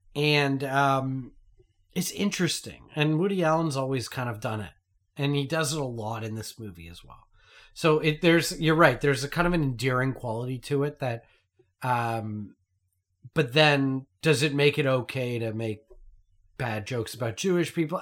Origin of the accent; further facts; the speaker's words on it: Canada; as a Canadian